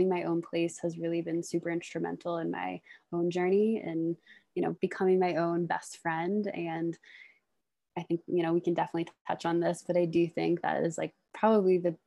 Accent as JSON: {"language": "English", "town": "Washington", "region": "District of Columbia", "country": "United States", "also_born_or_lived": "Baltimore, Maryland", "moved": "as an adult", "lives_now": "Boulder, United States", "said": "I'm from the Washington, D.C. area originally."}